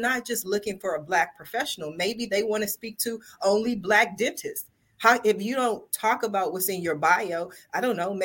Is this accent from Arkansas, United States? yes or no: no; Columbus, Ohio, United States; I'm from Columbus, Ohio